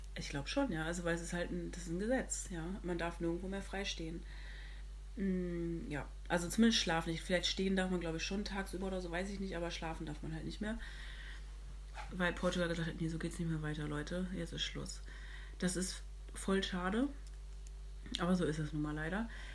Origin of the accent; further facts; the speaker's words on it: Hamburg, Germany; ich komme aus Hamburg